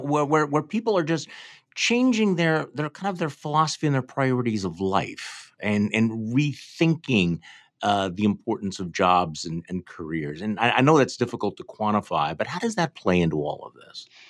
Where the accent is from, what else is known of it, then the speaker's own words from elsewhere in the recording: Wisconsin, United States; I'm from Wisconsin.